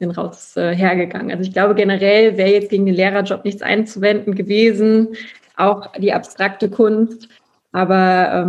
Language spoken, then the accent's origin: German; Aachen, North Rhine-Westphalia, Germany; Ich komme ja aus Aachen